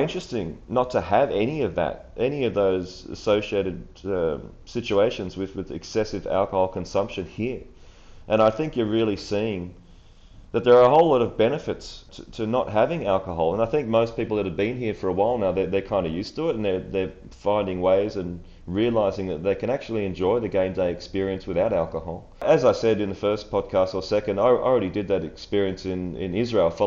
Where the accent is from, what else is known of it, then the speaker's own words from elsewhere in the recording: Australia; as a kid growing up in Australia and supporting the Socceroos